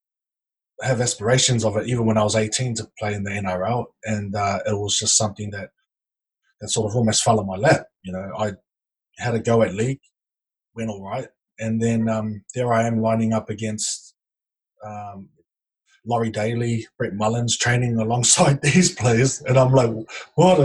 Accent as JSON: {"language": "English", "region": "Auckland", "country": "New Zealand", "tie": "born or raised there", "also_born_or_lived": "Wellington", "said": "I moved from Wellington back to Auckland"}